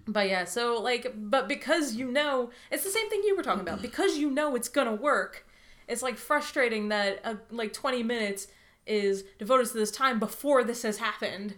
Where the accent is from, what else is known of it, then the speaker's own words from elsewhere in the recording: United States; as an American